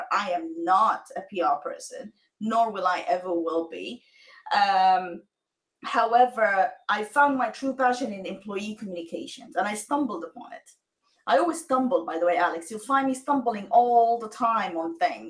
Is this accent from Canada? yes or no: no; Sudan; moved away; I am originally from Sudan